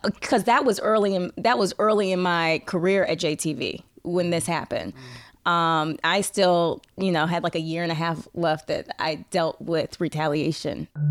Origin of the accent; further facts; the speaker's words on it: St. Louis, Missouri, United States; also born or lived in Arkansas / Tennessee / Flint, Michigan / Ohio; worked in my hometown, Saint Louis for two contracts